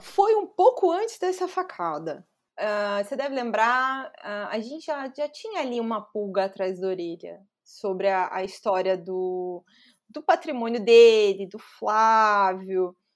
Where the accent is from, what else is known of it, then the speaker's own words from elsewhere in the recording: Chapecó, Santa Catarina, Brazil; moved away as an adult; also born or lived in São Carlos, Santa Catarina / Florianópolis; eu nasci em São Carlos, é, que é uma cidade que fica cerca de uns, sei lá, uma hora mais ou menos de Chapecó